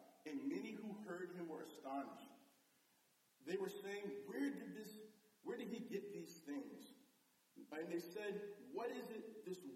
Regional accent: Bloomfield, Connecticut, United States; also born or lived in Hartford, Connecticut; I was born in Hartford, but I grew up in Bloomfield

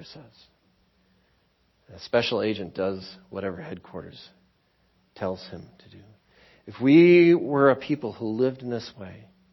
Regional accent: Waukesha, Wisconsin, United States; growing up in Waukesha, like, I thought Keewaskum was the ends of the earth

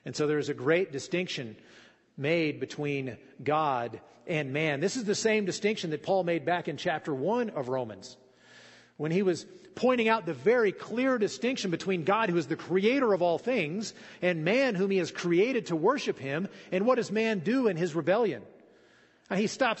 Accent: Fallon, Nevada, United States; I grew up here in Fallon.

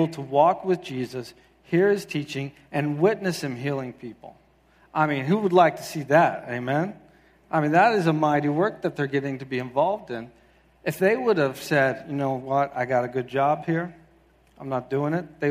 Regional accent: South Carolina, United States; moved away as an adult; now in Quincy, Massachusetts, United States; I'm originally from the South. I grew up in South Carolina

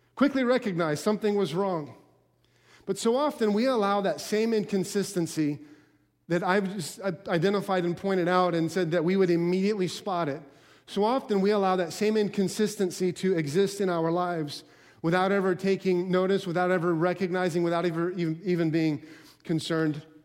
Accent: Alaska, United States; I grew up in Al-, in Alaska

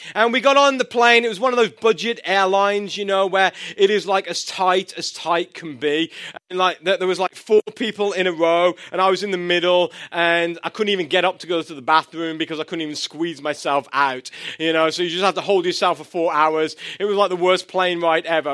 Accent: England, United Kingdom; moved away; I'm from England

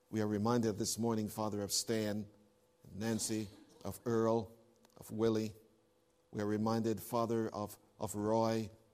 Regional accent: Canada; moved away; As a Canadian

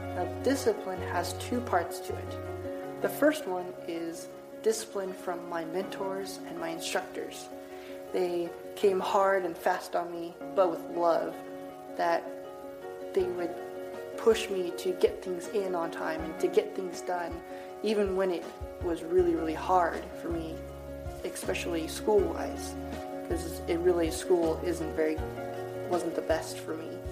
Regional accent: Reedsport, Oregon, United States; I was born in a small town of Reedsport, Oregon

